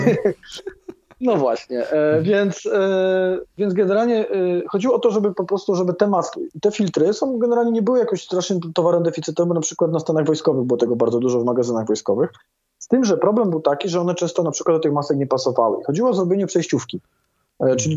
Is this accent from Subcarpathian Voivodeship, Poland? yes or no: yes; Krosno, Subcarpathian Voivodeship, Poland; ja też jestem z Krosna